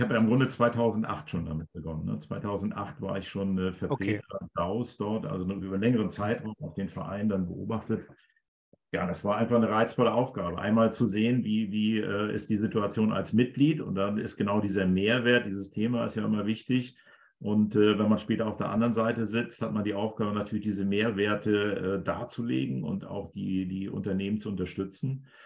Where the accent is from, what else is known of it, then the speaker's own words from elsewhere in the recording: Schleswig, Schleswig-Holstein, Germany; moved away; also born or lived in Hannover / Hamburg; dass ich geboren bin in Schleswig